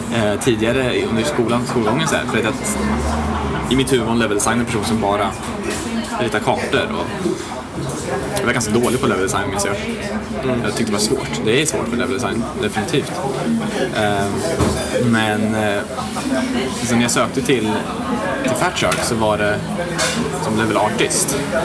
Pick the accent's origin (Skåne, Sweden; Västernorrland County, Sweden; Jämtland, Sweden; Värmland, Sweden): Värmland, Sweden; also born or lived in Skövde; now in Stockholm, Sweden; Jag är från eh, Värmland från början egentligen